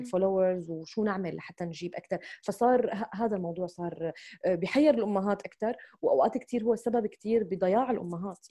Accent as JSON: {"language": "Arabic", "country": "Syria", "also_born_or_lived": "United Arab Emirates", "moved": "as an adult", "lives_now": "United States", "said": "أنا من هذا البلد، وأنا بحب هذا البلد"}